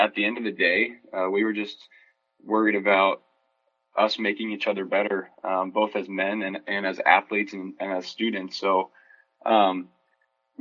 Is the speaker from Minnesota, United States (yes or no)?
no; Kearney, Nebraska, United States; growing up in Nebraska